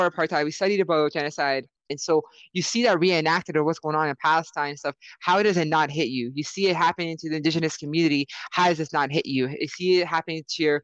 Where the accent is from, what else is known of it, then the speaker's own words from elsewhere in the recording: Canada; as a Muslim female, born and raised in Canada